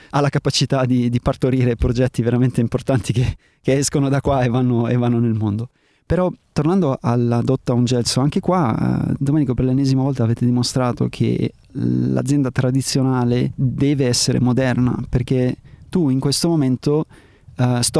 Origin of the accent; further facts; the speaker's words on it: Germany; also born or lived in South America / North America / Australia; ho vissuto in America, ho vissuto in Sud America, in Nord America, ho vissuto in Australia o sono cresciuto in Germania.